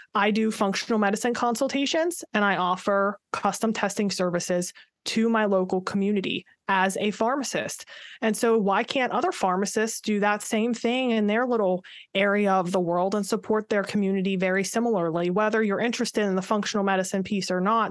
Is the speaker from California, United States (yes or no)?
no; Pittsburgh, Pennsylvania, United States; moved away as an adult; now in Maryland, United States; I am from the Pittsburgh area originally, born and raised